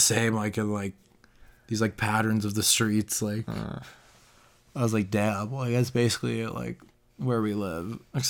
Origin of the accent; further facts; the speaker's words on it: Denver, Colorado, United States; moved away as an adult; also born or lived in Boston; I tell people I'm from Denver